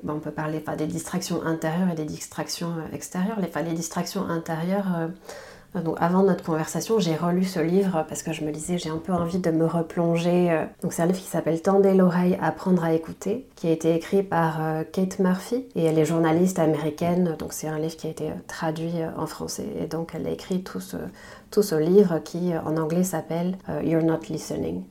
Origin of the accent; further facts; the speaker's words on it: Basque Country, Nouvelle-Aquitaine, France; also born or lived in Taiwan; Je suis née au Pays Basque, c'est une information euh, importante pour moi. Je suis née ici, j'ai grandi ici